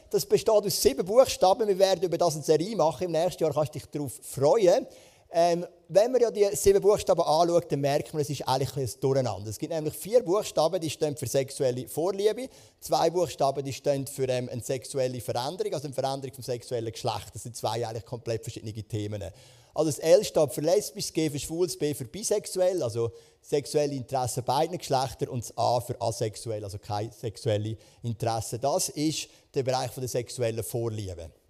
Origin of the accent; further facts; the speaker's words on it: Switzerland; Das ist ja auch eine Art so ein König bei uns in der Schweiz, oder?